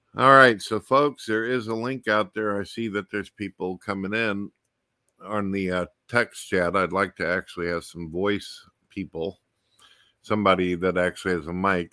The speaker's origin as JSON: {"language": "English", "town": "St. Louis", "region": "Missouri", "country": "United States", "tie": "born or raised there", "said": "I grew up in St. Louis, Missouri"}